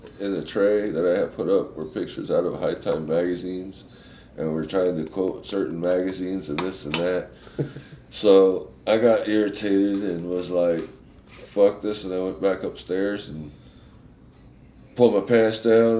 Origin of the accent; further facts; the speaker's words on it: California, United States; I'm from Cali